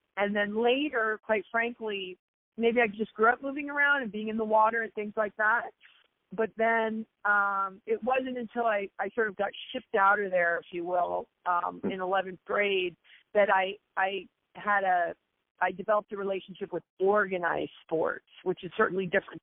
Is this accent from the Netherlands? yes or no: no; U.S. Virgin Islands; moved away; the lion's share of my youth, I grew up in the, yeah, in the Caribbean